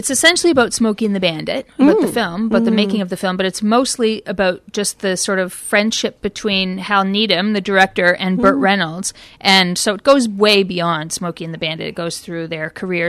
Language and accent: English; Canada; now in Australia; being from overseas, being from Canada